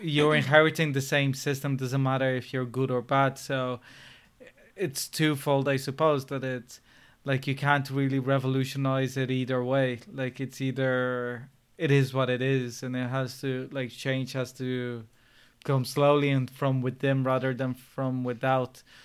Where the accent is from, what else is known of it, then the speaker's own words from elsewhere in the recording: Brazil; now in Ireland; I was born in Brazil